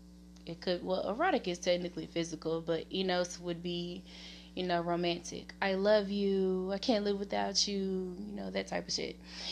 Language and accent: English; Little Rock, Arkansas, United States; Okay, so originally, guys, I am from Arkansas, Little Rock to be exact. The specific area is Southwest, you know.